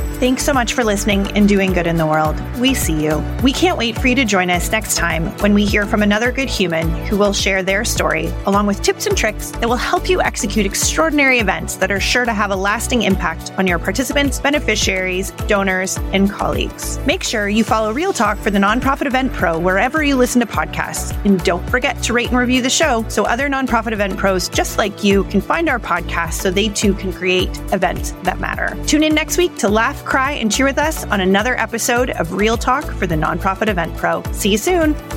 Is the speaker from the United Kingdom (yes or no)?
no; Toronto, Ontario, Canada; moved away as an adult; now in Blue Mountains, Canada; I was born and raised in the East End of Toronto.